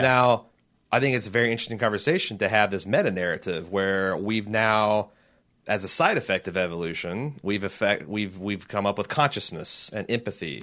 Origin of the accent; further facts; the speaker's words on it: United States; as an American citizen.